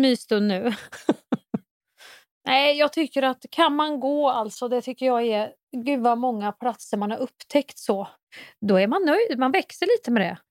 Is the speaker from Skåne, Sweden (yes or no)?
no; Kristinehamn, Värmland, Sweden; moved away; folk i Kristinehamn där jag kommer ifrån